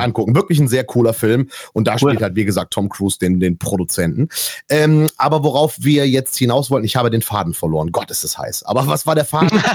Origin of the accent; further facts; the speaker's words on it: Erkrath, North Rhine-Westphalia, Germany; hier in, in Erkrath, meiner Heimatstadt.